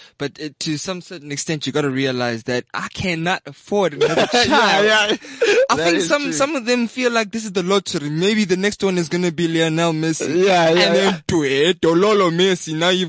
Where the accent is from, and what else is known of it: Bloemfontein, Free State, South Africa; born or raised there; also born or lived in Kroonstad